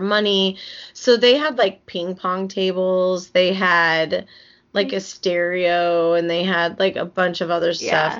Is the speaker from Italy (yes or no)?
no; Wyoming, United States; moved away as an adult; now in Chicago, United States; I'm from Wyoming.